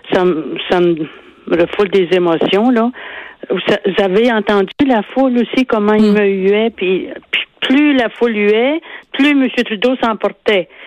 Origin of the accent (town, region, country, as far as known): Quebec, Canada